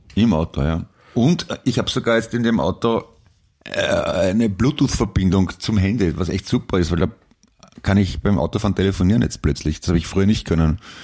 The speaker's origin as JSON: {"language": "German", "region": "Vienna", "country": "Austria", "said": "ich bin ein Wiener"}